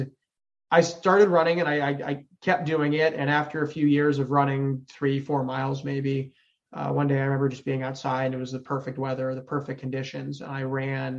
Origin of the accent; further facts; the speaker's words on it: Connecticut, United States; moved away as an adult; now in Austin, United States; I grew up in Connecticut. So I came down to Austin to work in video game development